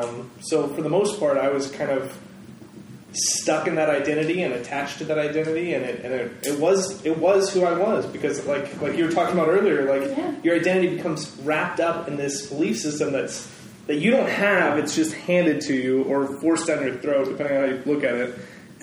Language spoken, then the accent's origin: English; California, United States; I grew up here in Northern California the whole time. We moved around every two and a half years.